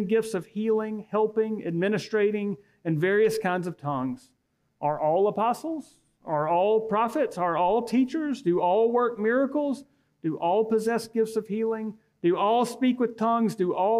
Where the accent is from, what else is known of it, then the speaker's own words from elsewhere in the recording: Auburn, Alabama, United States; moved away as an adult; now in Opelika, United States; when I was growing up in Auburn